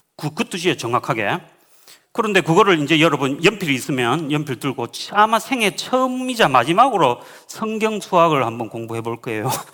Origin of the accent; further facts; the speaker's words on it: Uiseong, North Gyeongsang, South Korea; moved away; also born or lived in Laos / Reading, United Kingdom; 시골 살았거든요. 경북 저는 의성 사람이었는데